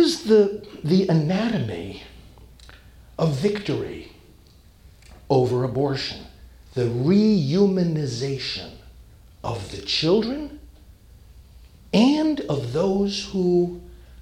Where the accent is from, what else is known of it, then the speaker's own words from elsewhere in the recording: New York City, New York, United States; moved away; I'm from New York originally